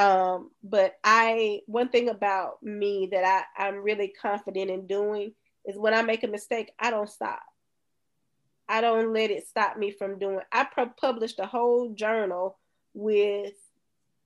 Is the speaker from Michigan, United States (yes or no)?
no; Bay Springs, Mississippi, United States; from Bay Springs